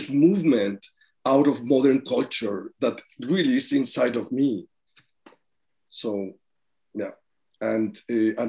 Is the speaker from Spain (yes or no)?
yes; Spain; now in New York City, United States; I come from Spain, but I live in New York City.